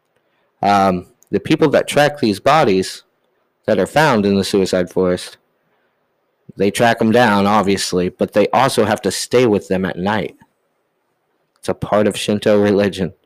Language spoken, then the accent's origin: English; Ohio, United States; I'm from Ohio